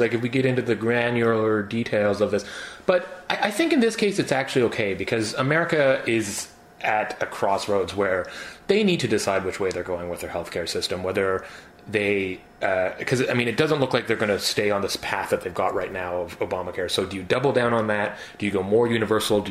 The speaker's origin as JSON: {"language": "English", "country": "Canada", "moved": "as an adult", "lives_now": "Washington, United States", "said": "as a Canadian being down here"}